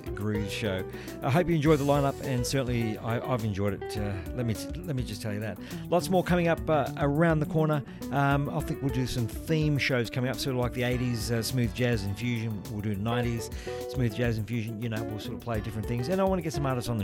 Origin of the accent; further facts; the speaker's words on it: Melbourne, Victoria, Australia; I'm from Melbourne, so we're keeping smooth jazz alive here in Melbourne town